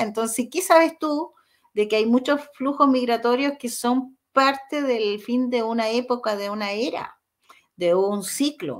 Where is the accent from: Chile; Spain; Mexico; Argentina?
Chile; como chilenos